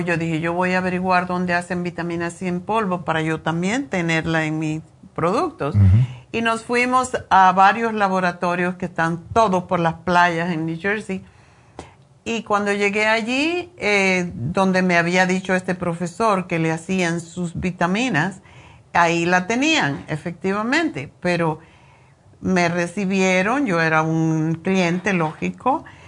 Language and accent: Spanish; Cuba; moved away; cuando era niña eh, en Cuba